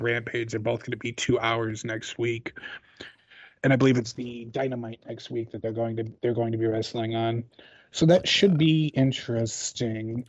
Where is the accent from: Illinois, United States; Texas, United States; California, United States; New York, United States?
Illinois, United States; Chicago; I'm from Chicago, but I've spent time in Southern Illinois